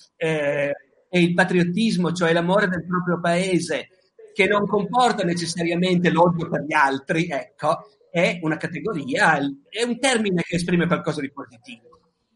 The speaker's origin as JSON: {"language": "Italian", "country": "Italy", "said": "noi siamo italiani"}